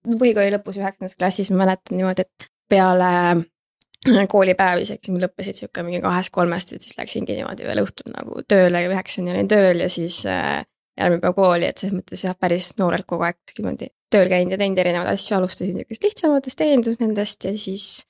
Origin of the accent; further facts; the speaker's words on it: Tallinn, Harju County, Estonia; ma siis olen Tallinnast pärit